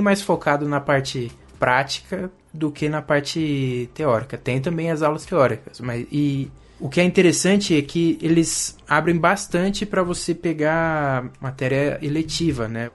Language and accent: Portuguese; Brazil; moved away as an adult; also born or lived in São Paulo; vim do Brasil